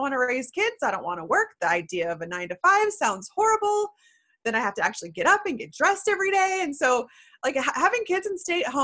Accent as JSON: {"language": "English", "town": "Houston", "region": "Texas", "country": "United States", "tie": "born or raised there", "lives_now": "Austin, United States", "said": "I was born in Houston."}